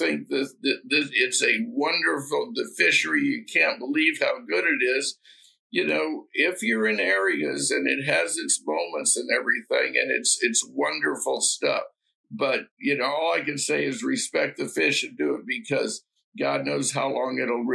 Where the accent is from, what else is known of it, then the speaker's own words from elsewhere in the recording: West Coast, United States; moved away; I grew up on the West Coast